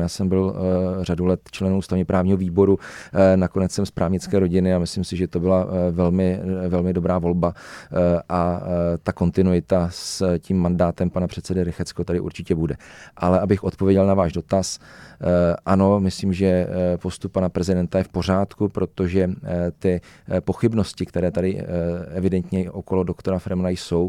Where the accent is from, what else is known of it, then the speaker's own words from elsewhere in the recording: Czechia; Já jsem třeba ze Železných hor, eh, my jsme medový kraj